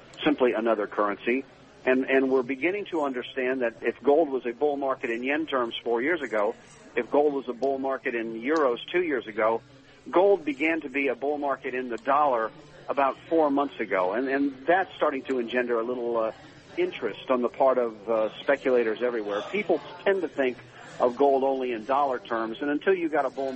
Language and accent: English; Akron, Ohio, United States; I grew up in Akron, Ohio